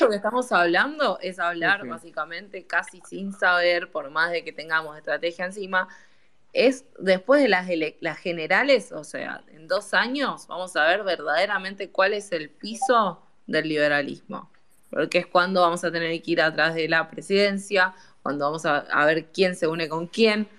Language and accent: Spanish; Mendoza, Argentina; yo soy mendocina y yo vi transformar una provincia de 10 años de peronismo